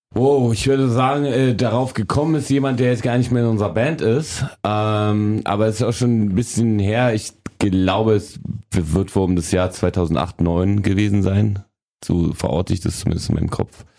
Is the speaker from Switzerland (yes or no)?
no; Berlin, Germany; also born or lived in a communist dictatorship (unnamed country); bin mit sechseinhalb nach West-Berlin damals gekommen